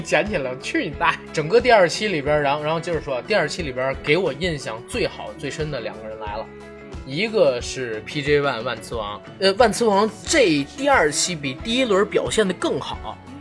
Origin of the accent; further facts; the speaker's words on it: Beijing, China; 我作为一个北京人